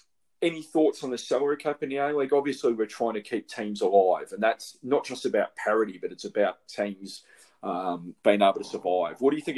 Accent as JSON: {"language": "English", "town": "Melbourne", "region": "Victoria", "country": "Australia", "tie": "born or raised there", "said": "my background of obviously growing up in Melbourne"}